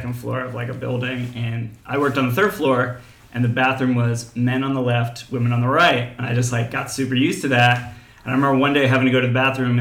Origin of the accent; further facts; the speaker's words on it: New Jersey, United States; moved away as an adult; also born or lived in Baltimore / New York / Japan; now in Shanghai, China; I'm originally from New Jersey, America